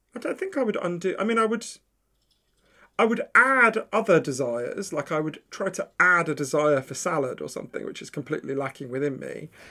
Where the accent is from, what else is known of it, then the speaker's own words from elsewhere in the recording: Edgware, London, United Kingdom; moved away; also born or lived in New York; I'm from Edgware in, in, I grew up in Edgware at the end of the Northern Line